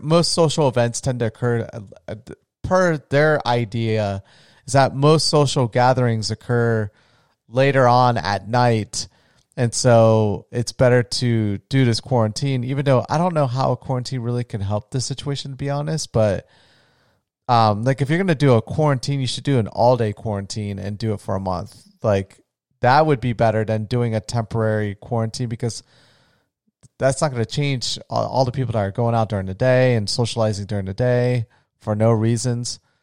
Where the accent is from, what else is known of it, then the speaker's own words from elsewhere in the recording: Florida, United States; I'm from Florida